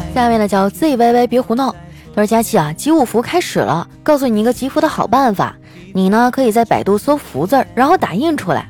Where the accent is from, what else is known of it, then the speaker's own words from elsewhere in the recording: Northeast China, China; 在我们东北呢， 吃饭还是要拼体力的